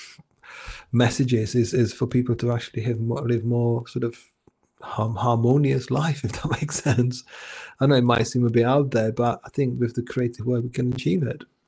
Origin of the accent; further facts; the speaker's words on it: Czechia; English is a second language; moved away as an adult; now in England, United Kingdom; I was born in Czech Republic